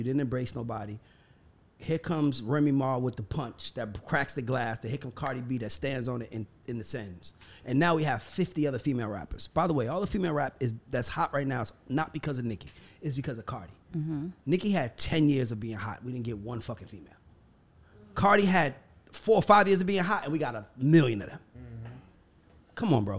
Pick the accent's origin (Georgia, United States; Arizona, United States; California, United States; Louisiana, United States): Georgia, United States; Atlanta; well, I'm from Atlanta.